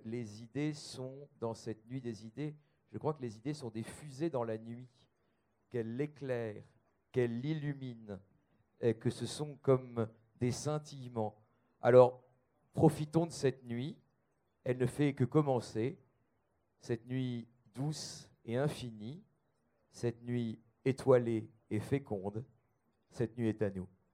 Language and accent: French; the Nord, Hauts-de-France, France; je suis du Nord